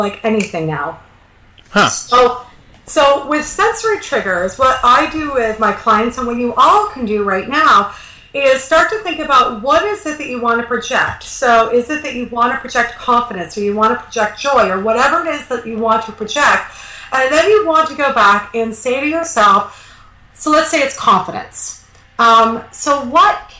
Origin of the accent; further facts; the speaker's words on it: Canada; I'm Canadian